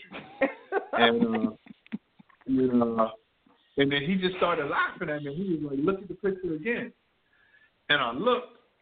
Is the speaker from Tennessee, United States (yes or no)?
no; New Jersey, United States; I grew up in New Jersey